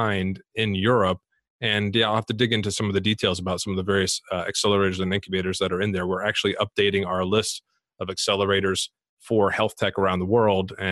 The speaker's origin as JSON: {"language": "English", "country": "United States", "moved": "yes", "lives_now": "United Kingdom", "said": "we're both American expats. I've been based here in the UK for 15 years."}